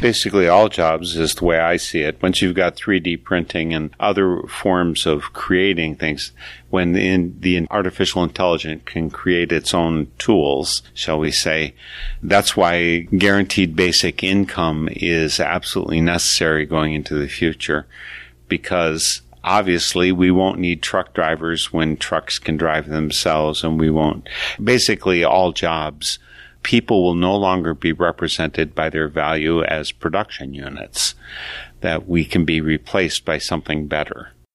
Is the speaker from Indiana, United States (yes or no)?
no; Wisconsin, United States; I'm from Wisconsin